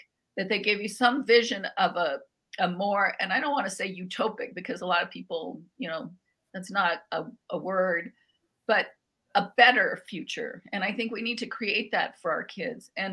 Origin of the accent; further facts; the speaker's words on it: Albuquerque, New Mexico, United States; I grew up in Barelas, which is the oldest barrio in Albuquerque